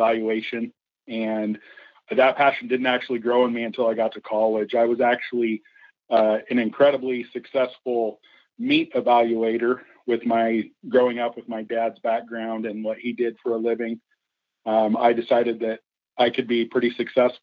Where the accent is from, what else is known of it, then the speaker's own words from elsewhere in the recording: Klamath Falls, Oregon, United States; I grew up in Klamath Falls.